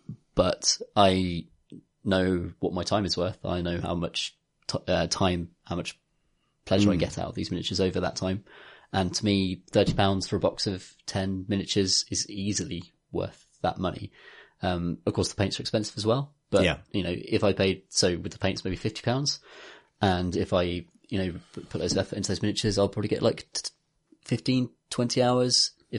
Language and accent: English; Birmingham, West Midlands, United Kingdom; moved away; I'm from Birmingham.